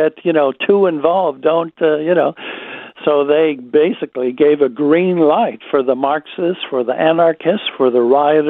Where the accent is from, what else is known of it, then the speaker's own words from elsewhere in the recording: United States; now in Australia; It is my home country